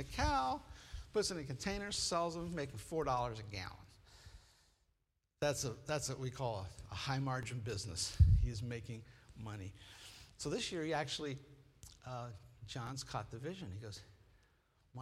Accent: Midwest, United States; I grew up in the Midwest.

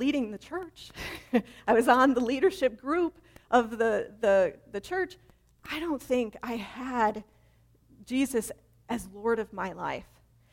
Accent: Chicago, Illinois, United States; I grew up in Chicago

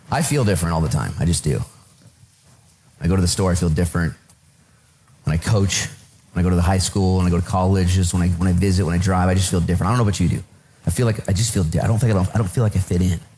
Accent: Richfield, Minnesota, United States; I remember growing up in Richfield, Minnesota for a couple years

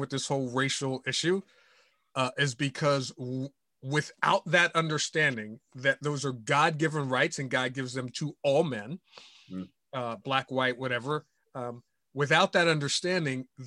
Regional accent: United States; I'm an American citizen. I'm a Christ follower

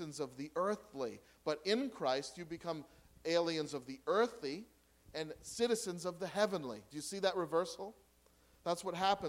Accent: United States; I'm an American

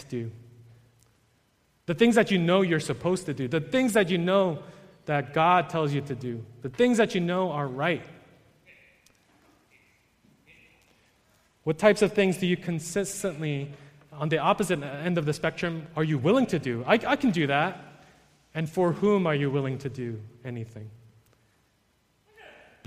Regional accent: New York, United States; I'm from New York

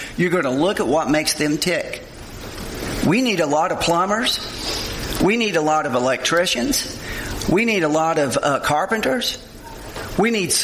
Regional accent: Olive Hill, Kentucky, United States; I grew up in Olive Hill, Kentucky, Eastern Kentucky.

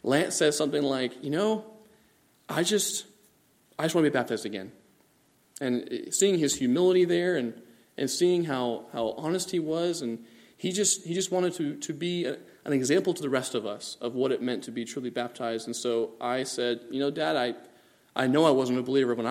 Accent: Bangladesh; moved away; also born or lived in California; Growing up in Bangladesh, over by India

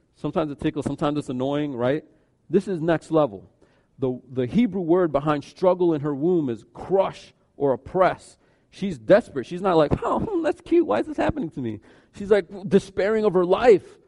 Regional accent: United States; we grew up in America.

